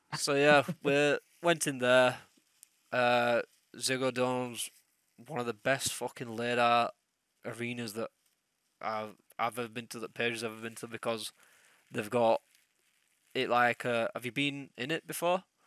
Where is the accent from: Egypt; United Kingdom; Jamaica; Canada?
United Kingdom; England; I'm English